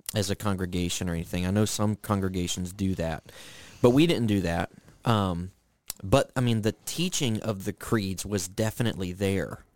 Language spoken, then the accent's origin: English; Kentucky, United States; moved away; I didn't grow up here. I grew up in Kentucky